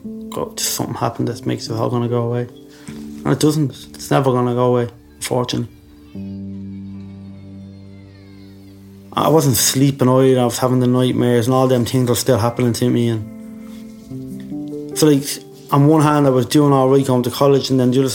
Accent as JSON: {"language": "English", "town": "Dublin", "region": "Leinster", "country": "Ireland", "also_born_or_lived": "England", "moved": "as an adult", "said": "they smuggled me from Belfast to Ballymun. That's where I went back"}